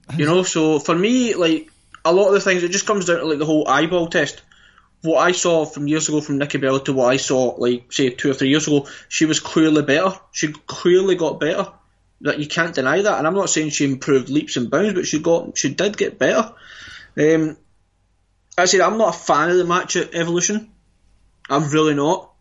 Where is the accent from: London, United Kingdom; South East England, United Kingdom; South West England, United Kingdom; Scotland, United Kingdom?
Scotland, United Kingdom; we're Scottish